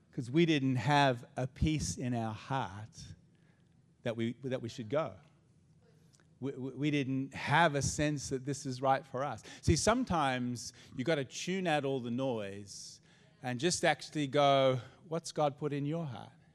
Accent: Australia; also born or lived in United States; I'm Aussie, and this is my home, and this is my country

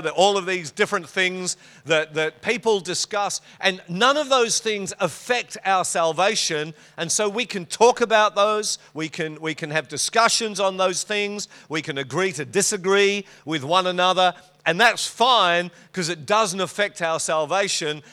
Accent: Western Australia, Australia; moved away; It's good over there. It's my home state.

